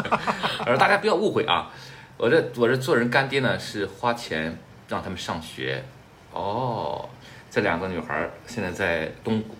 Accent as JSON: {"language": "Chinese", "country": "Canada", "said": "那我作为一个加拿大人，脱口秀我不是擅长嘛？"}